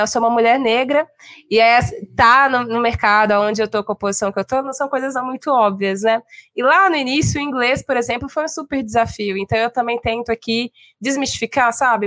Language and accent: Portuguese; Belo Horizonte, Minas Gerais, Brazil; now in São Paulo, Brazil; sou mineira de Belo Horizonte, moro em São Paulo há algum tempo